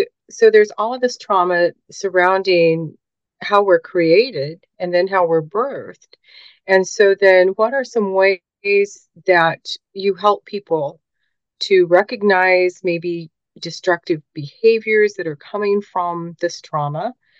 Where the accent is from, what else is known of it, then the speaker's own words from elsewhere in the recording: South Korea; born there; And I was born in Korea, and so my records are very sparse.